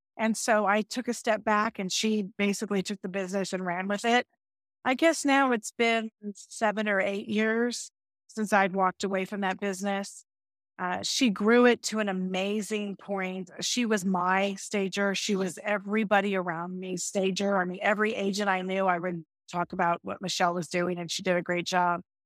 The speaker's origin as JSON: {"language": "English", "region": "Northern California Bay Area", "country": "United States", "tie": "born or raised there", "moved": "yes", "lives_now": "Austin, United States", "said": "I grew up in California, grew up in the Northern California Bay Area"}